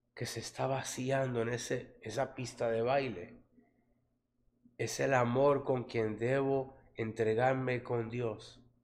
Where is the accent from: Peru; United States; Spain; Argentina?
United States; New York; crecí en Harlem, ¿no? En, en la área de los latinos ahí la 117 entre Lexington y Tercera en Nueva York